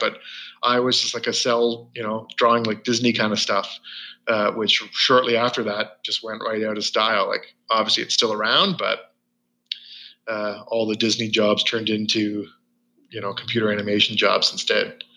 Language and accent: English; rural Ontario, Canada; I grew up in a in a pretty rural Ontario for most the most part of my life. Small towns.